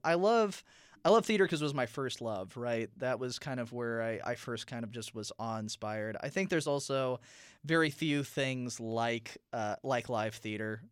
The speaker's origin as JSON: {"language": "English", "town": "South Bend", "region": "Indiana", "country": "United States", "said": "I'm from South Bend, Indiana"}